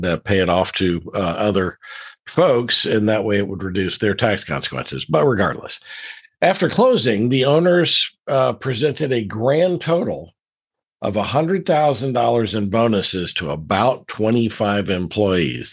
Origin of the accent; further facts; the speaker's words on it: Deep South, United States; I grew up in the Deep South